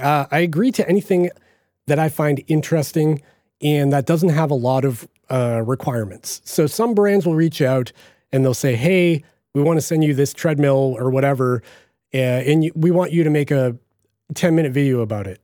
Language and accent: English; Boston, Massachusetts, United States; accent: Boston; my Boston accent